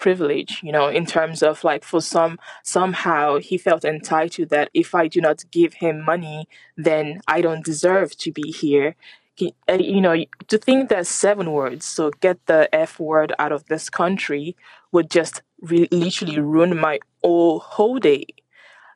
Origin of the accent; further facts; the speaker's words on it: Nigeria; moved away as an adult; now in Dublin, Ireland; I am originally from Nigeria, and I'm very proud to be Nigerian